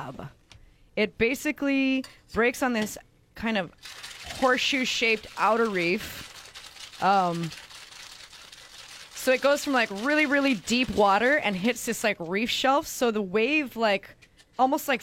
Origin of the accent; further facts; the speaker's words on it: Kauai, Hawaii, United States; I grew up in Hawaii and I grew up on Kauai